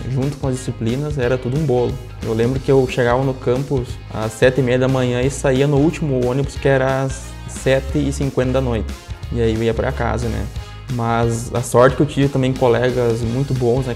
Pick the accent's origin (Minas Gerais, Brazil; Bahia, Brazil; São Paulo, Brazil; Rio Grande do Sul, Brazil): Rio Grande do Sul, Brazil; interior of; also born or lived in Condor; Embora eu seja muito novo, como tu citou, né? Tenho 22 anos. Comecei minha vida profissional bem cedo, me criei no interior